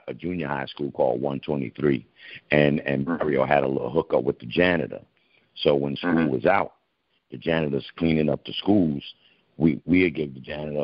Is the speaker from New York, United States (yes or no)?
yes; New York City, New York, United States; I was born in the Bronx, which we call the Boogie Down Bronx, where the hip hop started